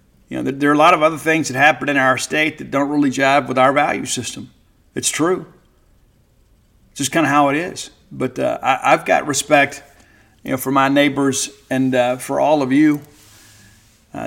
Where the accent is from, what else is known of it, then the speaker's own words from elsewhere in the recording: South Mississippi, United States; moved away; I'm a Southerner, I'm a Mississippian, and I am proud to be from Mississippi, proud to be from the 601 area code. I live in a 662 now